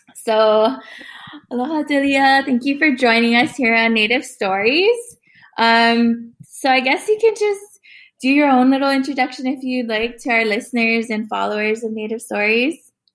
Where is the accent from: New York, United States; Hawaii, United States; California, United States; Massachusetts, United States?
Hawaii, United States; Oahu; now in Texas, United States; I come from Papua, Oahu, in the Hawaiian Kingdom. Um, I'm currently living in Texas